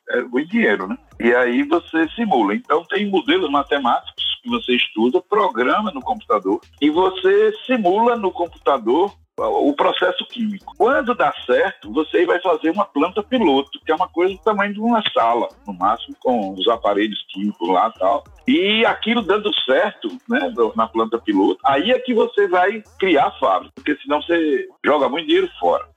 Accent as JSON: {"language": "Portuguese", "region": "Sergipe", "country": "Brazil", "said": "eu sou sergipano"}